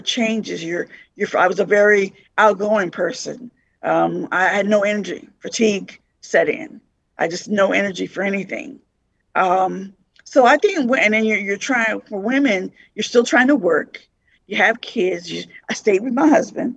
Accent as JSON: {"language": "English", "town": "Las Vegas", "region": "Nevada", "country": "United States", "moved": "as an adult", "lives_now": "Lincoln, United States", "said": "I'm originally from Las Vegas, recently moved to Lincoln"}